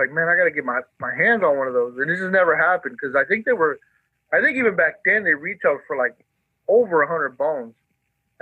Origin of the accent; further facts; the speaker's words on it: Fresno, California, United States; also born or lived in Mexicali, Mexico / San Diego area, California; they migrated up north to Fresno. And I've been in Fresno since I was like 7 years old